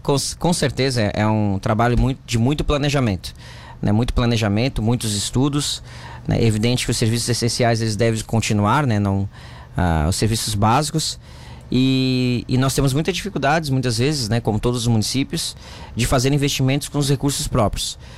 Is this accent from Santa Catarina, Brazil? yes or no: yes; Santa Rosa de Lima, Santa Catarina, Brazil; also born or lived in Capivari; eu sou natural, eu nasci em Santa Rosa